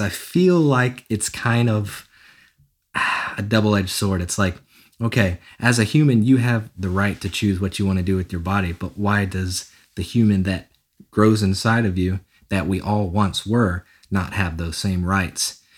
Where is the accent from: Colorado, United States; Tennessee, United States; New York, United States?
Tennessee, United States; Nashville; born and raised in Nashville, Tennessee, and uh, been here my entire life